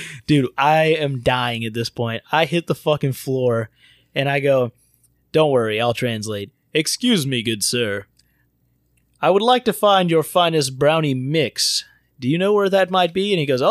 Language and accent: English; Florida, United States; I'm from Florida, the dirty South.